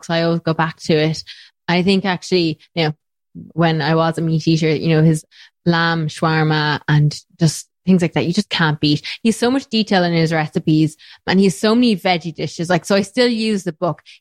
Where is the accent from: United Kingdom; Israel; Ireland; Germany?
Ireland; And now look, I'm Irish, so of course there's potatoes